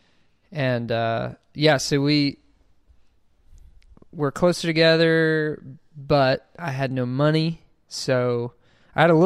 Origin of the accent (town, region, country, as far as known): Gulf Shores, Alabama, United States; now in Birmingham, United States